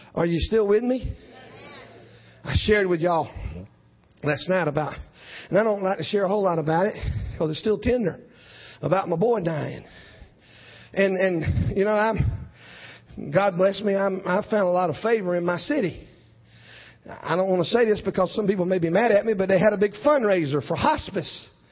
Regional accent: South Georgia, United States; I'm from South Georgia

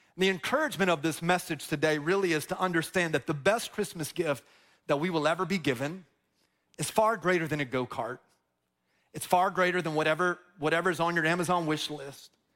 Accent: Dover, Florida, United States; also born or lived in Plant City, Florida / Tampa, Florida; I grew up in Dover, which is like the, the country of Plant City. And I grew up on this long dirt road, Feetsway Road in Dover, Florida

